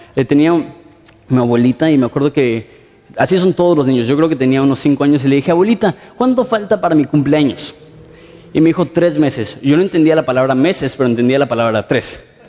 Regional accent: Mexico City, Mexico; vengo de la Ciudad de México

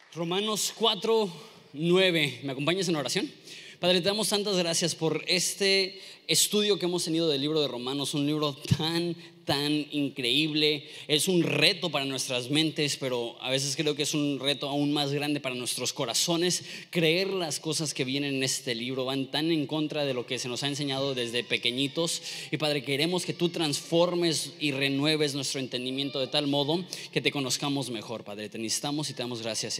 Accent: Mexico; siendo mexicanos

